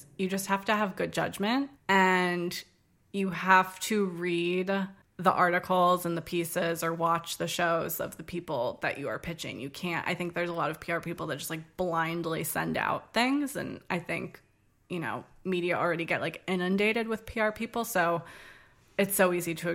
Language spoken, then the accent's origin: English; Arlington, Virginia, United States; also born or lived in Charleston, South Carolina; now in Washington, D.C., United States; I am from Arlington, Virginia, which is right next to Washington, D.C., where I live now. Grew up there, spent my whole life up until 18 there